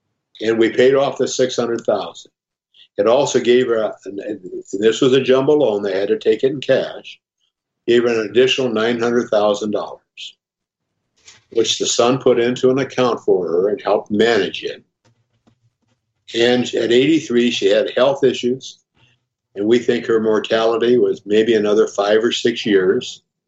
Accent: Omaha, Nebraska, United States; Yeah, I'm from Omaha, and I guess I learned this from my dad a long time ago, that people can lie, but numbers don't.

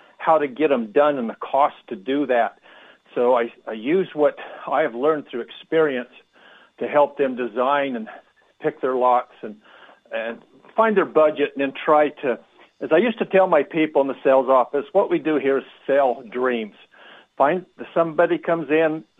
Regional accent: Montana, United States; moved away as an adult; also born or lived in Salt Lake City, Utah; I was from Montana, living in Salt Lake City at the time.

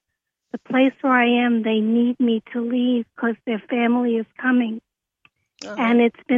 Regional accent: New York City, New York, United States; now in Westchester border, United States; I'm from Manhattan.

